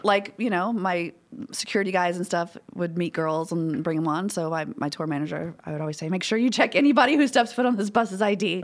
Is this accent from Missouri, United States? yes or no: no; Baton Rouge, Louisiana, United States; I'm from Baton Rouge. I'm from Louisiana. Born and raised.